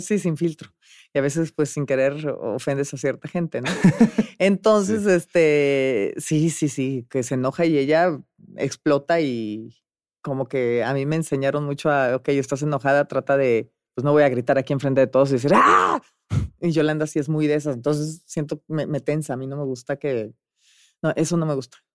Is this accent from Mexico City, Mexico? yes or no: no; Monterrey, Nuevo León, Mexico; moved away; yo vivía en Monterrey, nací en Monterrey, Nuevo León